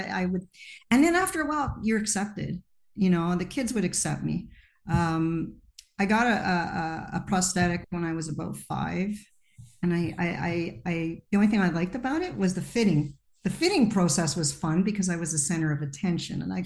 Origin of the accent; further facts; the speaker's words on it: Montreal, Quebec, Canada; I was born in Montreal, Quebec, Canada